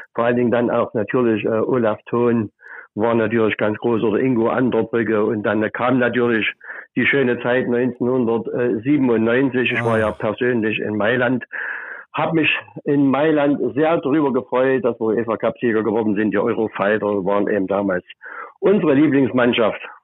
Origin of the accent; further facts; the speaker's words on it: Altenburg, Thuringia, Germany; now in Leipzig, Germany; Ich bin nicht in Sachsen geboren. Ich bin in der Stadtstadt Altenburg geboren, also 45 Kilometer weg. Und damals äh, war ja Altenburg der letzte Zipfel von Thüringen sozusagen. Da bin ich geboren und bin dann 1986 hier nach Leipzig gezogen